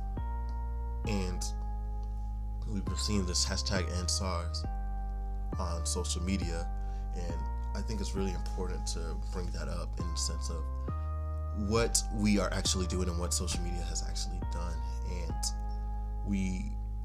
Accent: United States; being a Nigerian, but not, like, I've been in America my whole life.

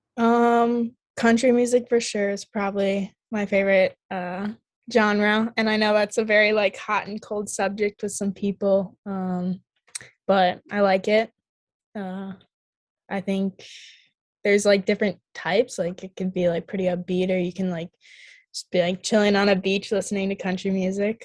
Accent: Eden Prairie, Minnesota, United States; moved away as an adult; I grew up playing youth in Eden Prairie

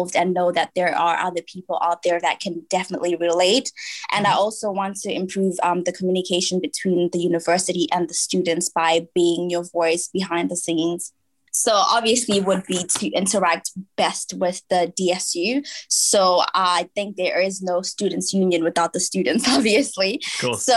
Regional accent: Manchester, North West England, United Kingdom; moved away as an adult; now in Leicester, United Kingdom; I'm from Manchester.

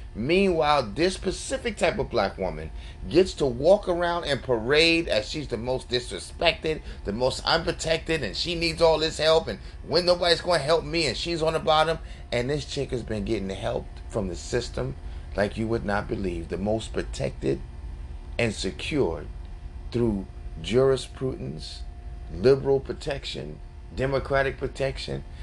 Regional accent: New York, United States; I'm from New York, guys. I grew up in this inner city crap. We were in the projects.

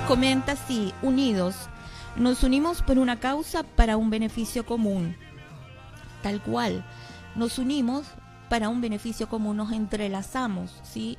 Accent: Comodoro Rivadavia, Chubut, Argentina; la mayoría que estamos aquí parece que somos de, de Comodoro

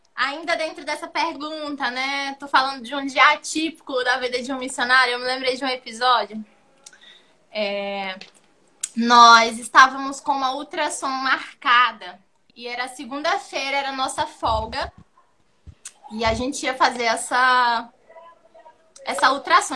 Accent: Brazil; moved away as an adult; now in Cape Verde; nós somos brasileiros, a nossa essência é brasileira, o nosso jeito é brasileiro

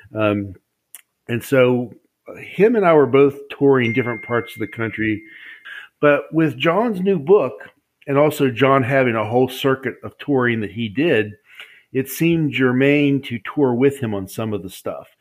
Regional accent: West Virginia, United States; I'm from West Virginia

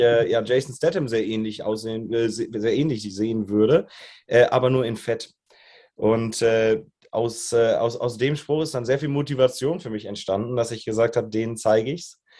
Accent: Germany; moved away as an adult; also born or lived in Australia; now in Munich, Germany; ich bin groß geworden, ganz dörflich, zwischen Koblenz und Limburg oder noch breiter gesehen zwischen Frankfurt und Köln in einem kleinen Dorf mit mehr Kühen als Einwohnern

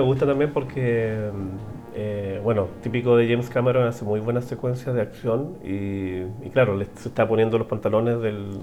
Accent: Los Andes, Valparaíso, Chile; yo soy de los Andes

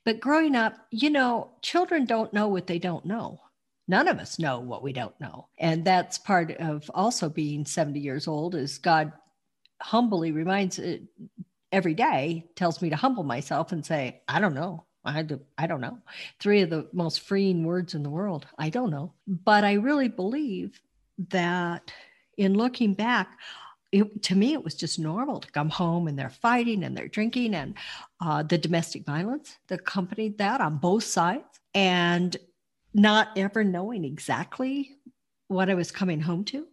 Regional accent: Denver, Colorado, United States; moved away as an adult; now in Montrose, United States; I was born in Denver, Colorado, and I lived in the Mile High City for most of my life

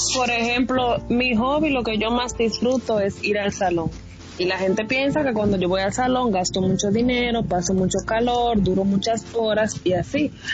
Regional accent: Dominican Republic; Somos los tres dominicanos

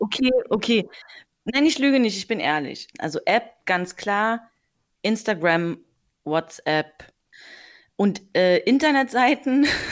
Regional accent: Potsdam, Brandenburg, Germany; Ich komme aus Potsdam

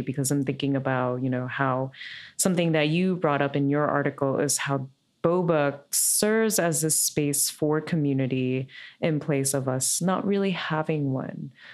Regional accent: New York, United States; I grew up here in New York

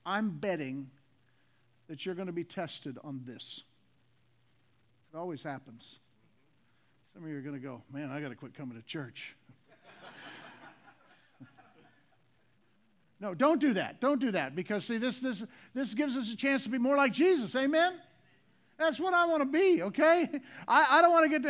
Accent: the South, United States; I'm from the South.

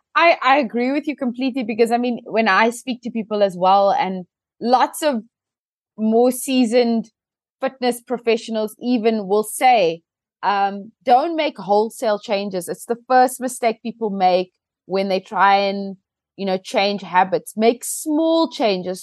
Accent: South Africa; as a South African

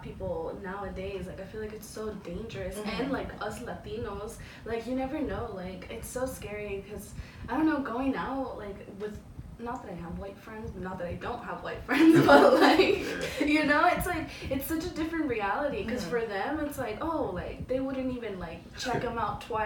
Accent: Guatemala; moved away; we're from Guatemala, and over there, like, it's, like, surviving

